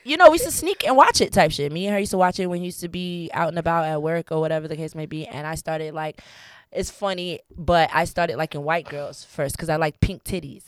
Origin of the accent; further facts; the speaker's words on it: Fort Lauderdale, Florida, United States; also born or lived in New York; I'm originally from New York, but I was raised in South Florida, Fort Lauderdale, Florida